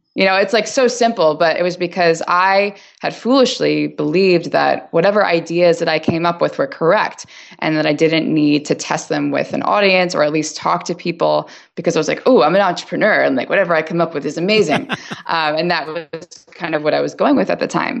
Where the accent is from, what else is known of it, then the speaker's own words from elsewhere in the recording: New York, United States; also born or lived in Chicago / Los Angeles; now in San Francisco, United States; I'm from New York and I've lived in Chicago, I lived